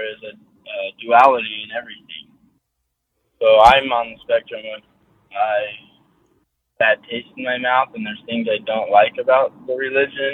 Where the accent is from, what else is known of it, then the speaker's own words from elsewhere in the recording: Salt Lake City, Utah, United States; now in St. George, United States; I was born in Salt Lake City, Utah, 80s.